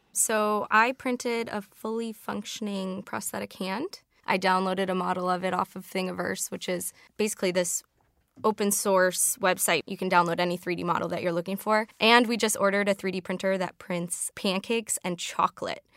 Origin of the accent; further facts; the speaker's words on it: Chicago, Illinois, United States; I'm from Chicago, so I have to call it the Sears Tower